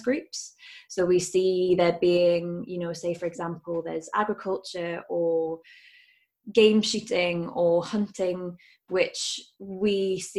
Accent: Newcastle upon Tyne, North East England, United Kingdom; I grew up in Newcastle

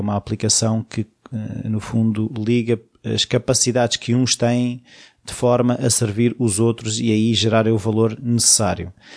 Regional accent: Portugal; eu sou português e estou em Portugal

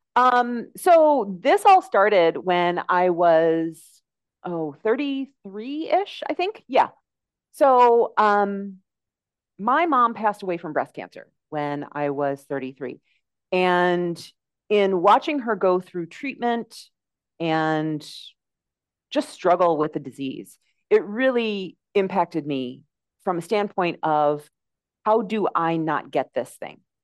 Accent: United States; moved away as an adult; now in Mexico; my accent, you can probably tell that I am from the United States

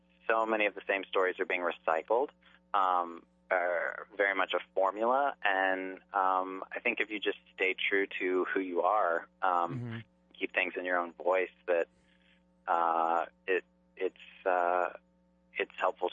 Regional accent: Charleston, South Carolina, United States; I grew up in Charleston, South Carolina

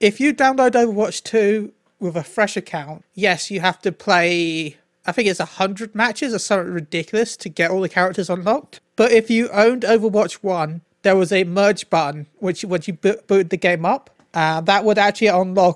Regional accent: United Kingdom; I'm British

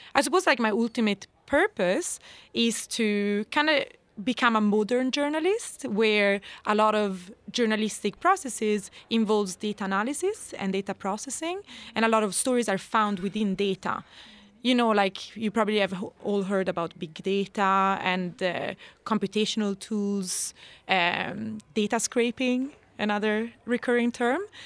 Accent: Italy; moved away as an adult; also born or lived in Scotland / Ireland; now in Sweden; I was raised in Italy

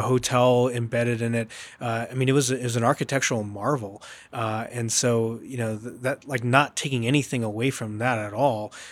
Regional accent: Southern California, United States; I grew up in Southern California

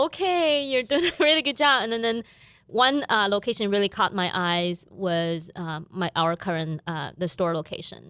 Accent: southern China, China; moved away as an adult; also born or lived in Beijing; now in Fargo, United States; My family still live in my hometown city in southern China.

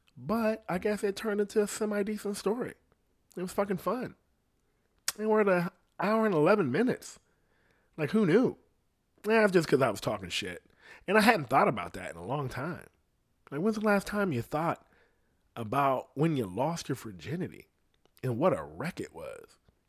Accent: Columbus, Ohio, United States; I'm not even from here. You know what I mean? I'm from Columbus, and we got to go back over there.

